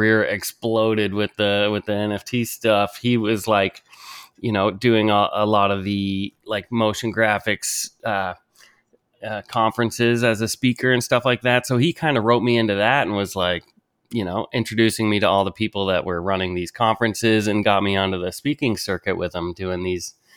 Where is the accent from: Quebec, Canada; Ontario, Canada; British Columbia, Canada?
Ontario, Canada; a farm a couple hours away from Toronto; I grew up like first on a farm, kind of like a couple hours away from Toronto.